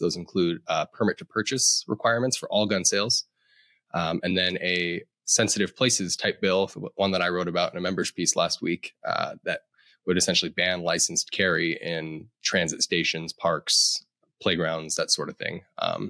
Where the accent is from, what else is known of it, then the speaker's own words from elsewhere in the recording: Colorado, United States; one of the links we have is an interesting survey out of my home state of Colorado.